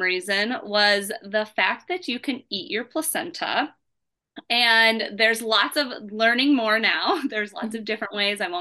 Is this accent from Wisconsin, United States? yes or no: no; Indiana, United States; also born or lived in Seattle, Washington; I was born in Seattle, but mainly raised in Indiana